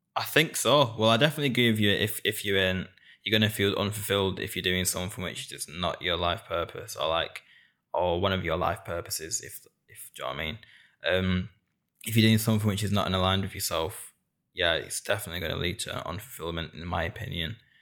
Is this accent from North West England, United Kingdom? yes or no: yes; Bolton, North West England, United Kingdom; also born or lived in Hounslow; born in Hounslow, and I was raised in Bolton. Born in the South, and I was raised up north. Being a northerner in England is a massive part of who I am.